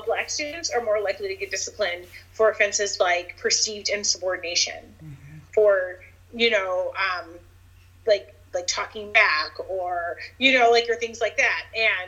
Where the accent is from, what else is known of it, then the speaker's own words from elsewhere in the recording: United States; I grew up black in America